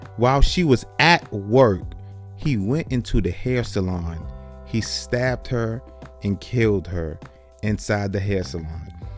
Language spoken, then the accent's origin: English; New York City, New York, United States; moved away; I'm from New York City